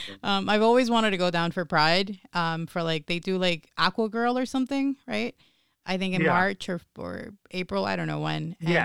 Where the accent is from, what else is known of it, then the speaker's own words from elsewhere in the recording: Puerto Rico; moved away; also born or lived in Rio Piedras; I grew up in Puerto Rico. I was born in Puerto Rico.